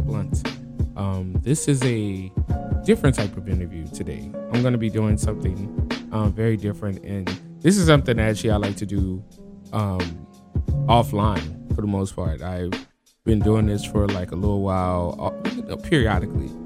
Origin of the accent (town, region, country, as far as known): New Orleans, Louisiana, United States; born or raised there; now in Tacoma, United States